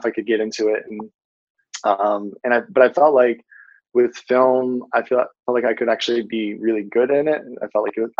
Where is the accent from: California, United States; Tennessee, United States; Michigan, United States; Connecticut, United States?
Michigan, United States; Grand Rapids; now in Brooklyn, United States; I'm from the western part of Michigan, specifically around a city called Grand Rapids